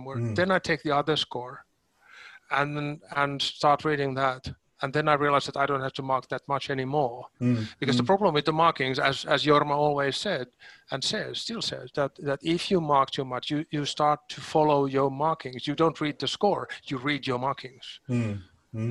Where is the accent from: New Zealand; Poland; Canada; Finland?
Finland; Helsinki, Uusimaa; my home city, my home country. Helsinki is by the sea.